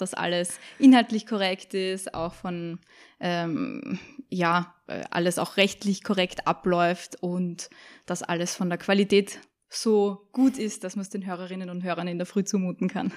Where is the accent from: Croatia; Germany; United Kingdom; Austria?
Austria; Salzburg; accent: Salzburg dialect; moved away; also born or lived in Vienna; ich bin eine Salzburgerin, hört man vielleicht am Dialekt